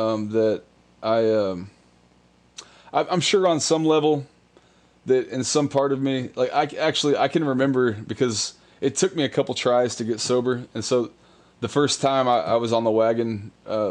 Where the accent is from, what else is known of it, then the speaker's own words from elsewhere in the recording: New Braunfels, Texas, United States; moved away as an adult; I born and raised in New Braunfels, Texas